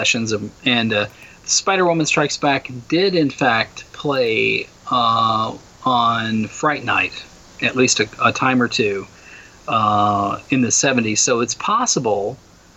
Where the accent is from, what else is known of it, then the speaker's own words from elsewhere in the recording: Louisville, Kentucky, United States; I grew up in Louisville, Kentucky.